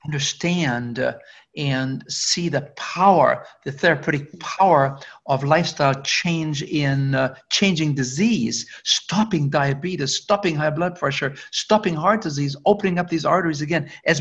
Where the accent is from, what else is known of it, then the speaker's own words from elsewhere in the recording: Germany; English is a second language; moved away; also born or lived in Canada; I used to live in Canada when I came from Germany.